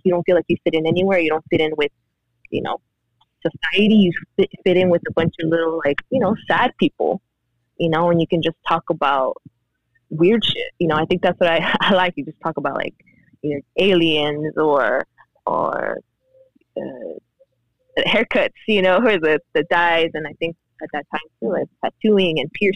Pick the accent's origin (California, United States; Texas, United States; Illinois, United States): California, United States; South Gate; also born or lived in Mexico; growing up in Southgate